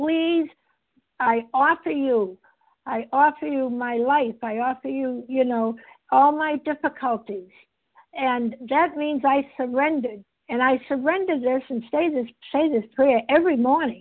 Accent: Massachusetts, United States; I'm not from Canada, I'm from Massachusetts

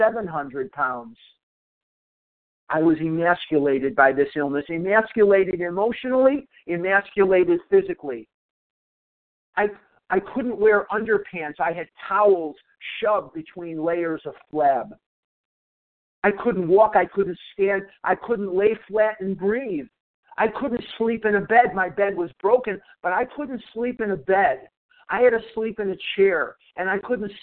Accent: Chicago, Illinois, United States; now in Arizona, United States; I was born in Chicago

